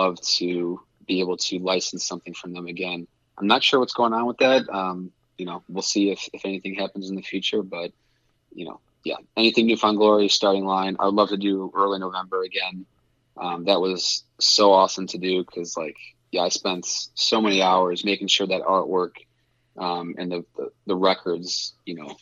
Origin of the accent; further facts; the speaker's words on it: Chicago, Illinois, United States; I'm from Chicago